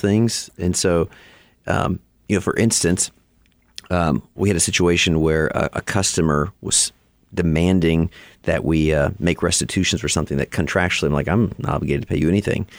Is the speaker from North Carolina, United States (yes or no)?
no; Alaska, United States; moved away as an adult; also born or lived in Chicago; now in Texas, United States; I grew up in Alaska, so a little northwest of here.